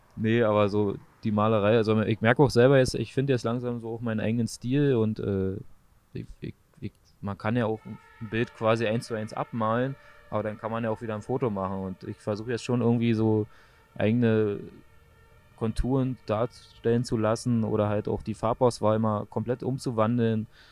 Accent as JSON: {"language": "German", "town": "Frankfurt", "region": "Brandenburg", "country": "Germany", "tie": "born or raised there", "said": "Also äh, Frankfurt-Oder, das äh, östlichste Teil von Deutschland, äh, quasi genau an der Grenze zu äh, Polen. Äh, wir haben quasi Doppelstadt, äh, Slobice, Frankfurt-Oder. Und da bin ich halt so aufgewachsen"}